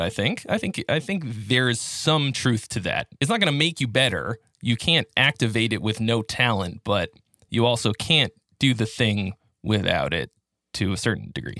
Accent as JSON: {"language": "English", "town": "Boston", "region": "Massachusetts", "country": "United States", "moved": "as an adult", "lives_now": "California, United States", "said": "I'm originally from Boston"}